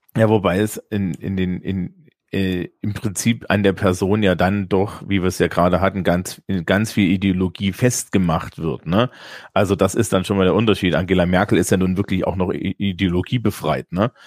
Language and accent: German; Germany; als Deutscher